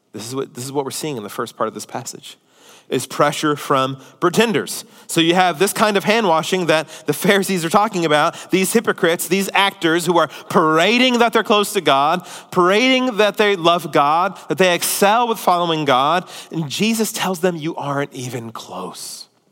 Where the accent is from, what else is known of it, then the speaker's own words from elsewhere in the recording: United States; as American Christians